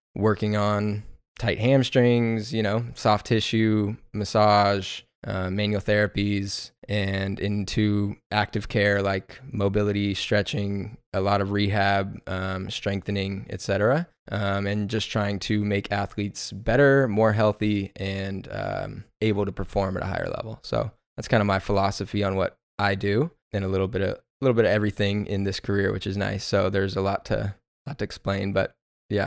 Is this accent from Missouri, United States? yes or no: no; Inland Empire, Southern California, United States; also born or lived in New Mexico; I'm from Inland Empire in Southern California, born and raised